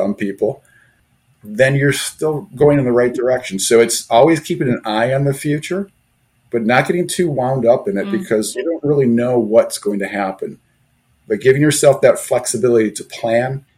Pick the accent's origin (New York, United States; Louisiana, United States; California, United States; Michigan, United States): Michigan, United States; Detroit; I grew up in the Detroit area